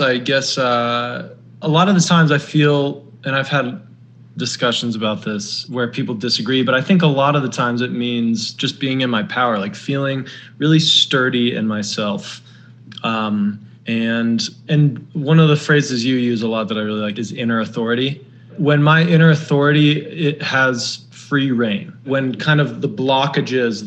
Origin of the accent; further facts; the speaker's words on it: Denver, Colorado, United States; moved away; also born or lived in New York; I come from Denver and it's a very nice city.